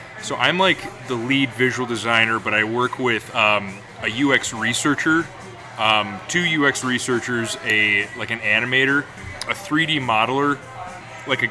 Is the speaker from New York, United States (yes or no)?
yes; Rochester, New York, United States; I grew up in Rochester, New York, and went to college in upstate New York as well